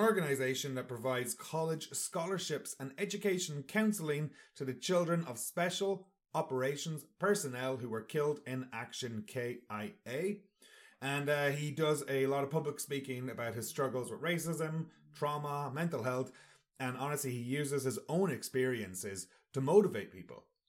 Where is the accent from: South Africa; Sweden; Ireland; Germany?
Ireland; Sligo, Connacht; Sligo, that's my hometown